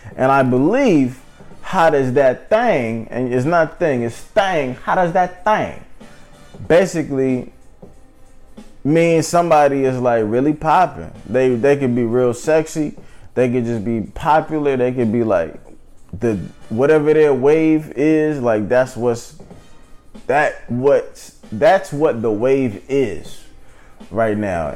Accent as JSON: {"language": "English", "town": "St. Louis", "region": "Missouri", "country": "United States", "tie": "born or raised there", "moved": "as an adult", "lives_now": "Philadelphia, United States", "said": "I'm from St. Louis lived in St. Louis uh, until I was 18, but I've lived in Philly for the past nine years."}